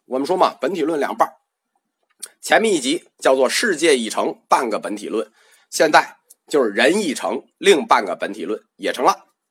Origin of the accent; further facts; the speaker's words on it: China; 我们中国人就翻译食神、魂灵